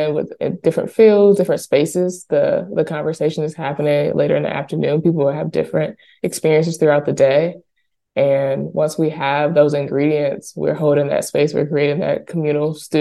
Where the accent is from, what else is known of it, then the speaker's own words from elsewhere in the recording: Alabama, United States; I was born and raised in Alabama, born and raised in the South.